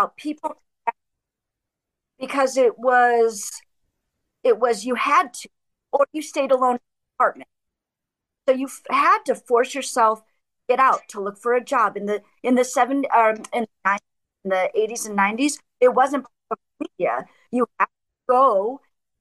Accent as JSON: {"language": "English", "area": "middle America", "region": "Midwest", "country": "United States", "tie": "born or raised there", "also_born_or_lived": "Chicago", "moved": "as an adult", "lives_now": "Germany", "said": "I grew up in middle America in the 70s and 80s in farmland"}